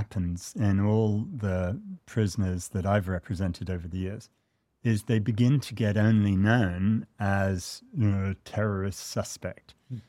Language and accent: English; United States; I'm really quite ashamed as an American that my country has tortured so many people.